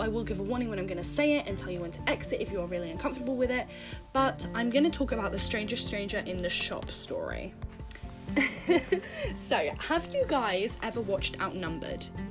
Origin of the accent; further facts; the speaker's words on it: United Kingdom; I'm from Britain. I don't know if you can tell from my voice